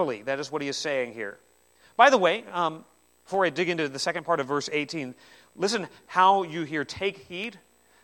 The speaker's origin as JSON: {"language": "English", "country": "New Zealand", "said": "I'm from New Zealand as well"}